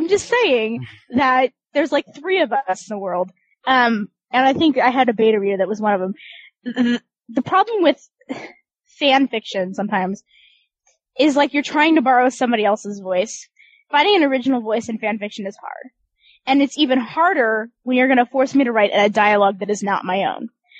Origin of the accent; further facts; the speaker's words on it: Kansas, United States; but I'm really from Kansas and I've never been to Britain, so I have no idea.